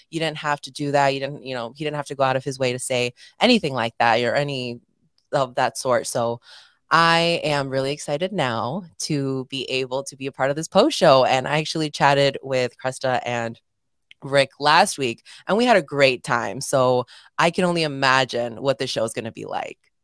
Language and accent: English; Chicago, Illinois, United States; I'm from Chicago